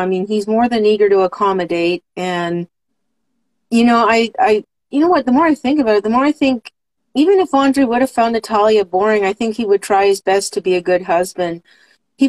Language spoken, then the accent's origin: English; United States; I'm an American.